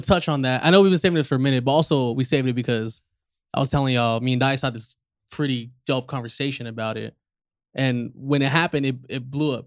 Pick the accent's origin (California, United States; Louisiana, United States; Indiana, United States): California, United States; Inland Empire; the I E is their introduction to where we're from